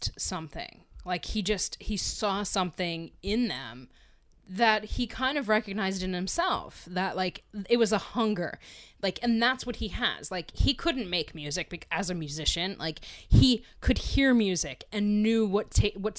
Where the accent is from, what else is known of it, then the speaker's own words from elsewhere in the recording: Pennsylvania, United States; where I grew up in Pennsylvania